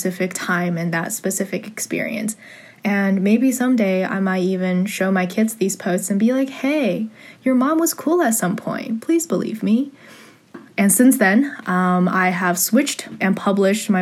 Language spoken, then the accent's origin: English; San Gabriel Valley, California, United States; I grew up in the San Gabriel Valley area, 626